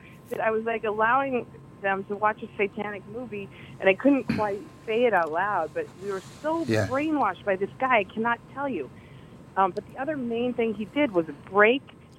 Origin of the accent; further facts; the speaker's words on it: Colorado, United States; In Colorado.